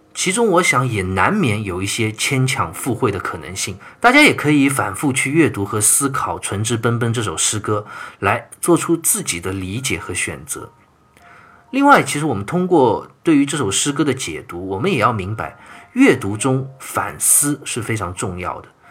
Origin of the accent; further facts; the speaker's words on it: China; 我们中国人今天骨子里流淌着的这种民族文化